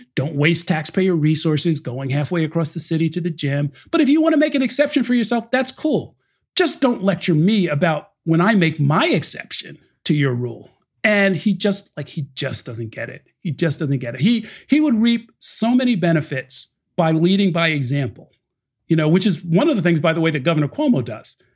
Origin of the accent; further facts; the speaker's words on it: New Rochelle, New York, United States; also born or lived in Harlem, New York City; now in New York City, United States; I grew up in New Rochelle